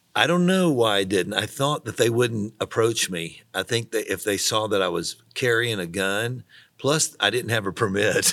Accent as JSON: {"language": "English", "region": "Tennessee", "country": "United States", "also_born_or_lived": "Missouri", "moved": "as an adult", "said": "I was from Tennessee, and we had, we just were far away, you know, five hundred miles from anyone we knew"}